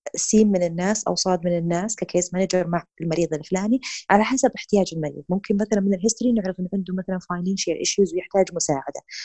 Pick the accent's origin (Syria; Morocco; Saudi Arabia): Saudi Arabia; هنا عندنا في السعوديه